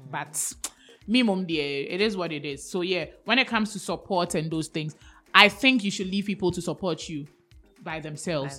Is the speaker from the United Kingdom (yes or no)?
no; Ghana; I'm so Ghanaian